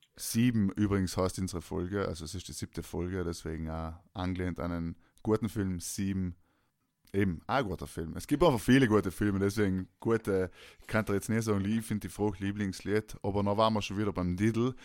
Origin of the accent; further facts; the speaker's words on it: South Tyrol, Trentino-Alto Adige, Italy; now in Vienna, Austria; ist Tanzen natürlich unser Ding als Südtiroler